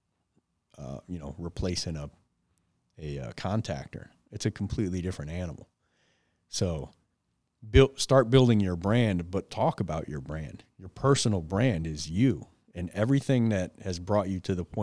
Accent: Detroit, Michigan, United States; growing up in Detroit, no dad, hanging around gangs and drugs

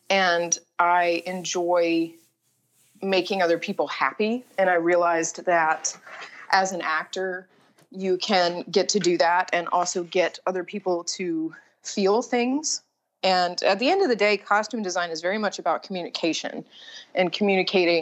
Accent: Nashville, Tennessee, United States; I am from Nashville, Tennessee, and I went to Hume Fogg, which is an accelerated magnet program and the oldest public school in Nashville

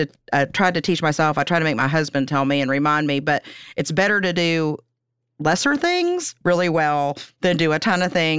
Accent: Pennsylvania, United States; Like, I'm from Pennsylvania originally.

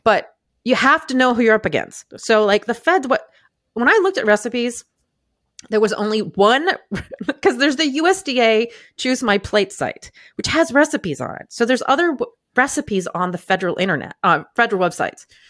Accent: Maine, United States; I grew up in Maine

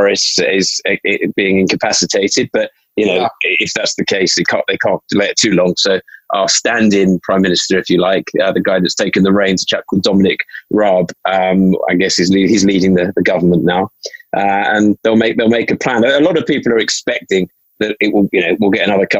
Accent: London, United Kingdom; So I grew up in North London, predominantly in an area around called Hampstead, which I've been in for most of my life now

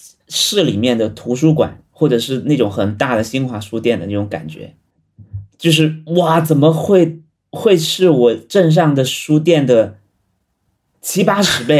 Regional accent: Guangdong, China; 呃，是的，我甚至我甚至是在大一之前都没有去过多少个城市，基本上就在惠州、深圳、河源这几个，还有佛山、顺德这些地方

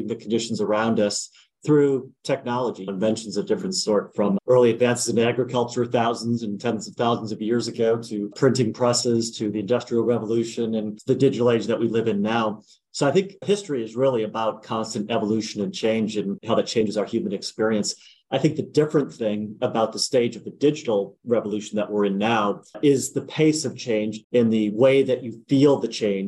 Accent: United States; also born or lived in Wisconsin / New Jersey; I grew up in Wisconsin and New Jersey, a little bit of a mix of both

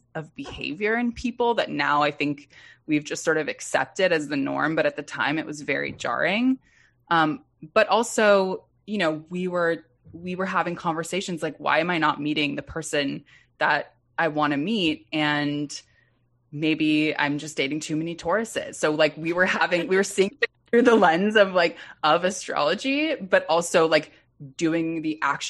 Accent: Los Angeles, California, United States; Yeah, I'm from West Los Angeles. For whatever reason, we all make choices at 17. My choice was to go to college in Minnesota

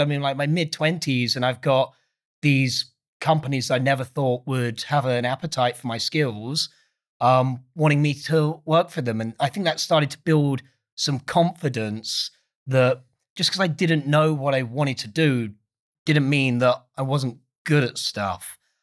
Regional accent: Essex, East of England, United Kingdom; I'm not from London. I'm from a place called Essex.

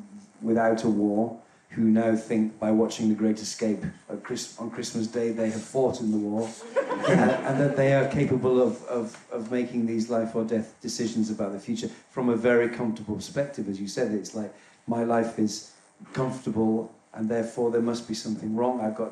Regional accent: North East England, United Kingdom; I'm from near Darlington.

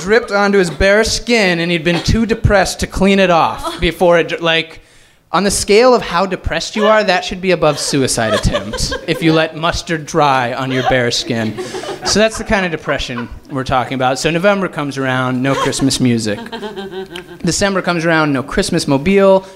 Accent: Fort Collins, Colorado, United States; born or raised there; moved away as an adult; now in Los Angeles, United States

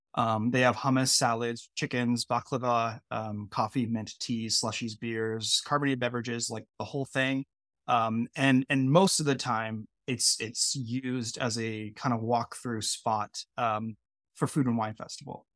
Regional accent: Bay Area near San Francisco, California, United States; I grew up in California. Um, I grew up in the Bay Area near San Francisco.

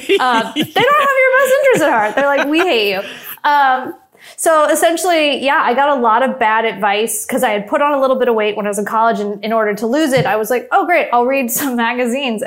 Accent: Los Angeles, California, United States; it all started in Van Nuys

